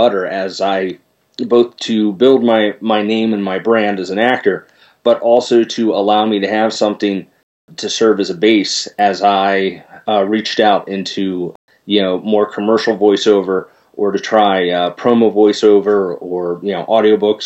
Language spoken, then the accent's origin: English; Philadelphia, Pennsylvania, United States; my hometown of Philadelphia